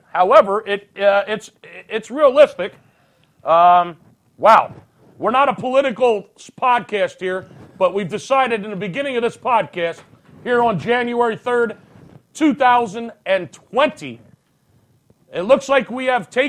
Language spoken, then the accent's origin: English; United States; I'm an American